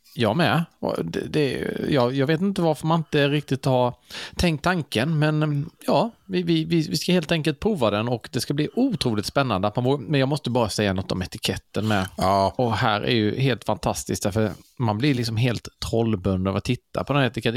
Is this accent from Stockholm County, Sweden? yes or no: no; Karlshamn, Blekinge, Sweden; Karlshamn där jag kommer ifrån